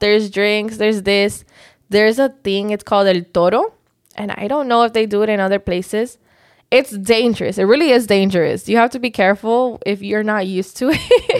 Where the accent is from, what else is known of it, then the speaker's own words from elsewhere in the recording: Miami, Florida, United States; also born or lived in Georgia, United States; I was raised in Miami, but I was born in Georgia